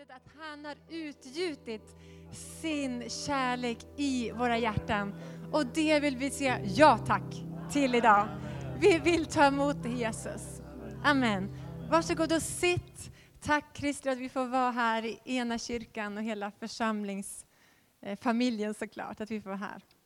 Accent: Västerås, Västmanland, Sweden; jag är född i Västerås

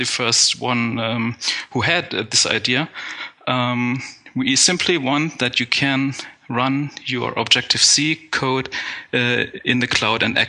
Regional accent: Germany; also born or lived in Lübeck; I'm from Germany. Currently, I have my office in Lübeck, which is in North Germany.

